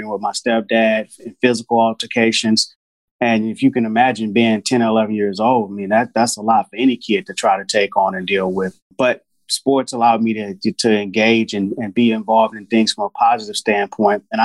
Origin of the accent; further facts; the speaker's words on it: Houston, Texas, United States; I grew up in Houston, Texas. I was born in Houston